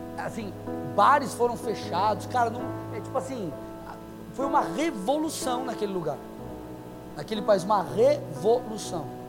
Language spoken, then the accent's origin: Portuguese; São Paulo, Brazil; moved away as an adult; Eu sou, eu, eu sou paulino, nasci, fiquei 23 anos em São Paulo